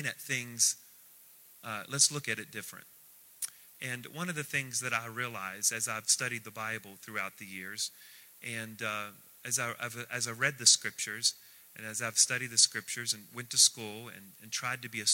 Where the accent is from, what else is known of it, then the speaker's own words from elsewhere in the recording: United States; We are very Christianized. We're very American